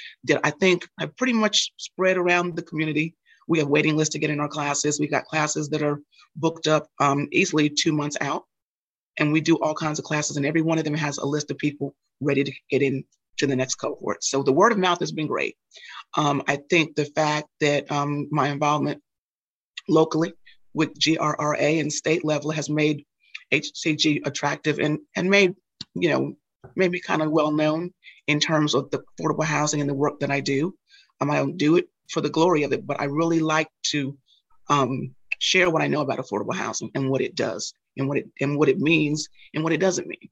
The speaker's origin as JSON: {"language": "English", "region": "New York", "country": "United States", "tie": "born or raised there", "said": "growing up in New York and growing up, I was the only girl out of 4 children"}